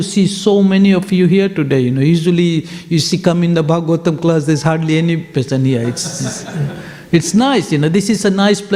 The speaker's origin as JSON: {"language": "English", "country": "Fiji", "said": "I'm from Fiji"}